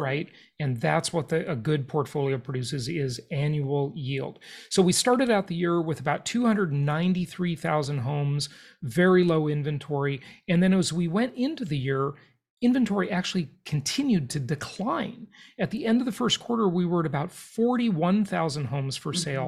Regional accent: Los Angeles, California, United States; where I grew up in Los Angeles, California.

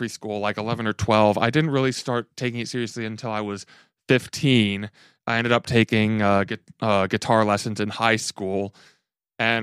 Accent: Louisville, Kentucky, United States; also born or lived in Austin, Texas; I grew up, born and raised in Louisville, ended up going to college at Center in Danville

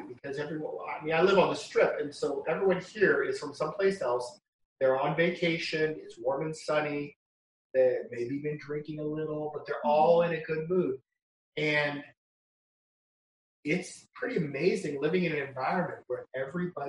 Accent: Iowa, United States; now in Las Vegas, United States; I grew up in Iowa

